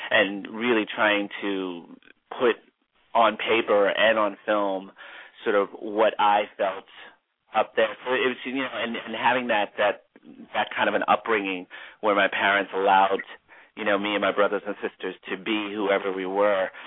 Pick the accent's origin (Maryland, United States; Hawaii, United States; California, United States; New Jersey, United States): New Jersey, United States; also born or lived in Orlando, Florida; now in Los Angeles, United States; I'm from New Jersey and then I moved to Florida, Orlando, Florida, and came from there to LA.